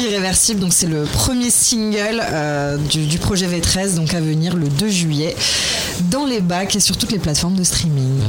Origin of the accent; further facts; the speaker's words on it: Metz, Grand Est, France; je viens de Metz et que mon papa m'a traîné euh, au stade Saint-Symphorien toute petite